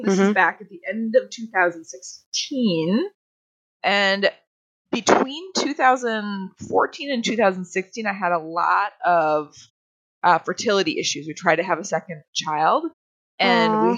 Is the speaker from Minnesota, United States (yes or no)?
yes; North Woods of Minnesota, United States; We grew up with horses and we grew up way in the North Woods of Minnesota